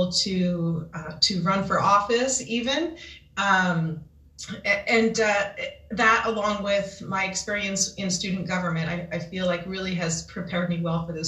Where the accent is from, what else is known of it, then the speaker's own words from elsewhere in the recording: Kansas, United States; moved away as an adult; also born or lived in San Jose, California; born and raised in Kansas